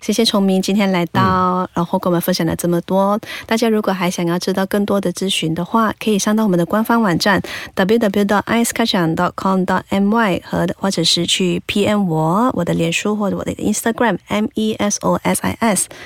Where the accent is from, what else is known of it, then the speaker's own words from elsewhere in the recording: Malaysia; 我们马来西亚华人来讲的话，很少会有出现这样子的那个这么深邃的双眼皮